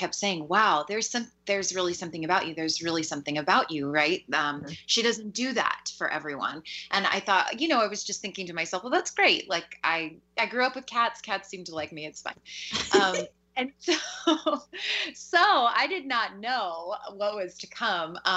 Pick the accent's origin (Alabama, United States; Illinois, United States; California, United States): California, United States; Los Angeles; moved away; also born or lived in Washington; I'm originally from the Los Angeles area